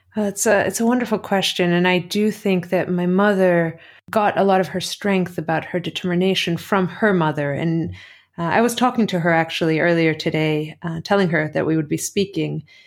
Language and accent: English; Athens, Greece; born or raised there; also born or lived in Cleveland, Ohio, United States; now in United States